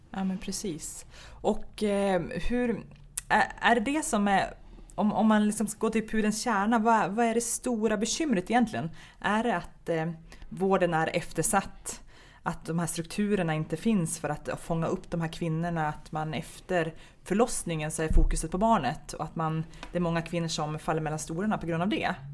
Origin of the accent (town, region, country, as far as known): Stockholm, Stockholm County, Sweden; born or raised there; also born or lived in Gothenburg